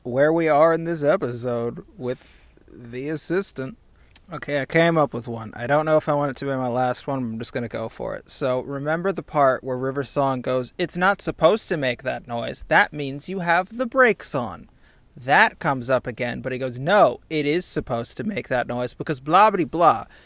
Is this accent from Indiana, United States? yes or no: yes; Indiana, United States; I'm from Indiana